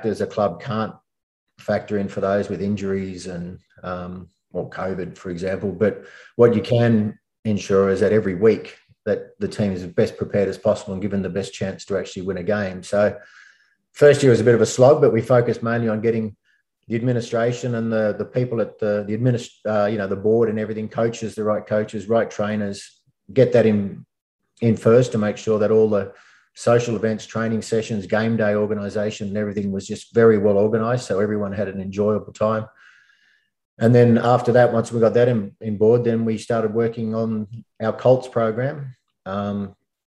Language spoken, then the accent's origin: English; Bathurst, New South Wales, Australia; moved away as an adult; now in Sydney, Australia; I moved from Bathurst, grew up there, went to school and uni there, and then moved down to Sydney